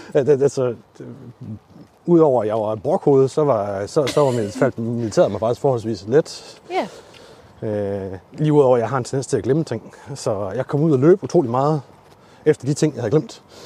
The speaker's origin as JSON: {"language": "Danish", "town": "Lemvig", "region": "Central Denmark Region", "country": "Denmark", "tie": "born or raised there", "moved": "yes", "lives_now": "Aalborg, Denmark", "said": "jeg er født og opvokset i Lemvi"}